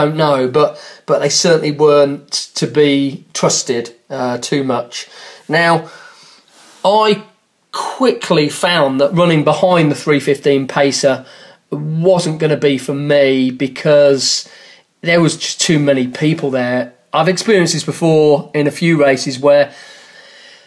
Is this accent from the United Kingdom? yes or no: yes; England, United Kingdom; I'm an Englishman